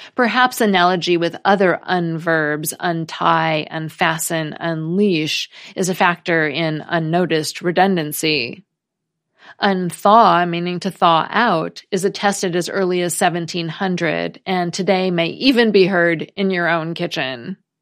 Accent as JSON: {"language": "English", "country": "United States", "said": "as an American"}